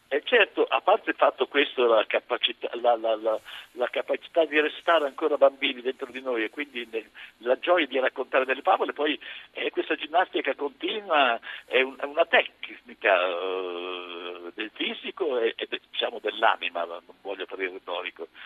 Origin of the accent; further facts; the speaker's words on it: Pesaro, Marche, Italy; sono di Pesaro